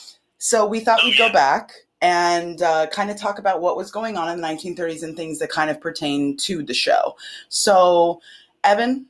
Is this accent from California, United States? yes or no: yes; Los Angeles, California, United States; you and I are both born and raised in Los Angeles